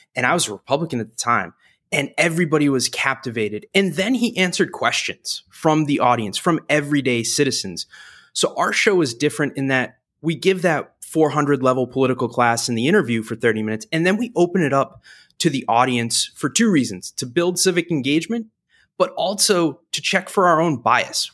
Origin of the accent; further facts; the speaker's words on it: New Hampshire, United States; now in Washington, D.C., United States; I grew up in New Hampshire